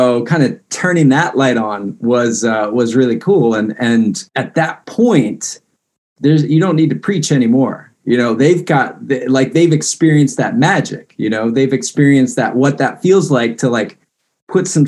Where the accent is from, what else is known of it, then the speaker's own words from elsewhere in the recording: Fairfax County, Northern Virginia, United States; I grew up in Northern Virginia and Fairfax County